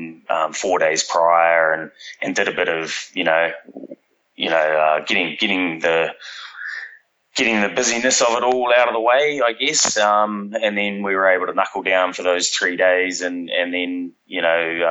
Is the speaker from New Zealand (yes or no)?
yes; New Zealand; moved away as an adult; now in Sydney, Australia; So I'm from New Zealand originally. I've been in Australia for sort of 14 years now